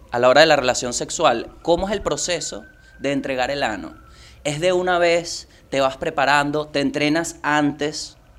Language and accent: Spanish; La Guaira, Venezuela; Yo soy de La Guaira, bro. y la verdad es que en La Guaira hay muchas cosas que no te enseñan.